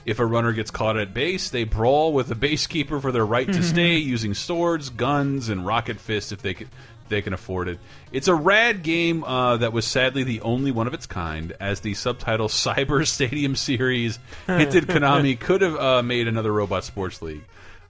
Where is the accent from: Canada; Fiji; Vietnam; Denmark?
Canada; As a Canadian, I was probably legally obligated to try hockey games.